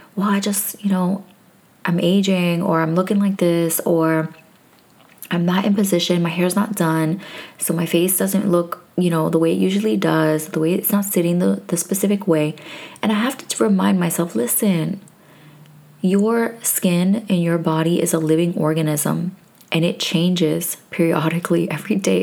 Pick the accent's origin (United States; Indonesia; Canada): United States; New York; moved away; I am from originally from New York